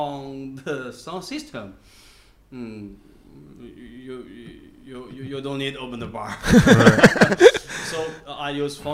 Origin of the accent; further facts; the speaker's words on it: Xi'an, Shaanxi, China; English is a second language; now in Shenzhen, China; I'm from Xi'an. I'm Xi'an.